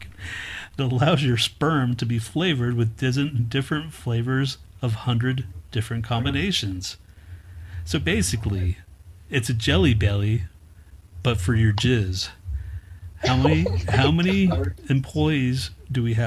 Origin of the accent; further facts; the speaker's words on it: Houston, Texas, United States; now in Denver, United States; I'm originally from Houston, Texas. I grew up there, and I moved to Denver in 1999